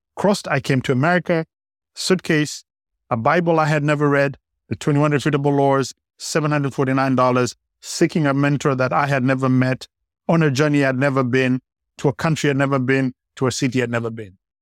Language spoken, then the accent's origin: English; Kenya; I, I grew up in Kenya